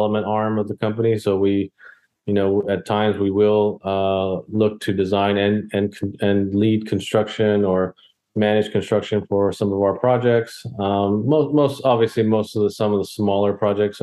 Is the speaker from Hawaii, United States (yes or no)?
no; Texas, United States; moved away as an adult; now in Baltimore, United States; I'm originally from Texas. I was born there.